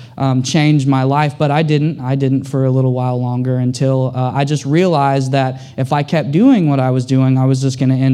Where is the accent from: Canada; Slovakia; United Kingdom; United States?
United States; Tulsa, Oklahoma; now in Houston, United States; I'm from Tulsa, Oklahoma. Growing up, I had a troubled childhood growing up.